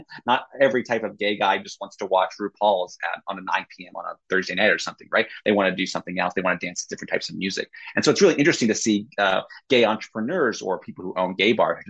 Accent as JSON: {"language": "English", "region": "Indiana", "country": "United States", "said": "Indianapolis, that's my home state"}